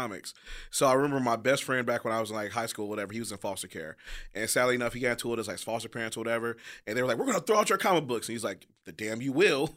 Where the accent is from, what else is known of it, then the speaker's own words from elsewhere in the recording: Detroit, Michigan, United States; I'm from Detroit